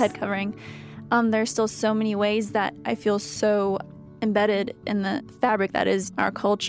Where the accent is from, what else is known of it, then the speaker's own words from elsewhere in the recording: United States; Growing up in America has been such a blessing, and although in some ways I do stand out, such as, you know, the hijab, the head covering